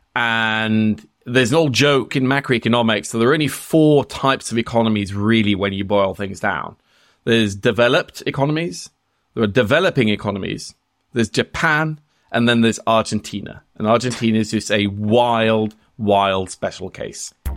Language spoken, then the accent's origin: English; Norway; I'm Norwegian